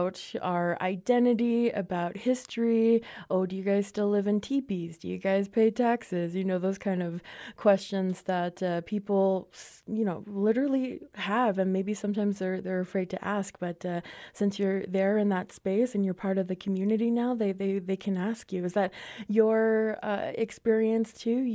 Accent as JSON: {"language": "English", "region": "Navajo Nation", "country": "United States", "said": "from the Navajo Nation"}